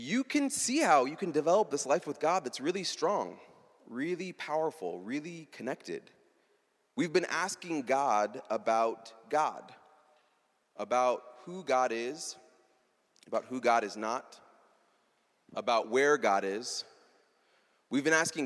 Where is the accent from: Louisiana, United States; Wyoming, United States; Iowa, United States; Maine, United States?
Iowa, United States; I was raised in Iowa